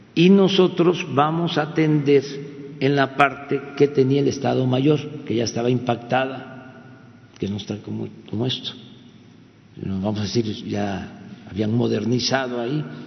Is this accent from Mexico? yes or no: yes; Tepetitán, Tabasco, Mexico; Nosotros éramos niños en aquel entonces, mi pueblo, en Tepetitán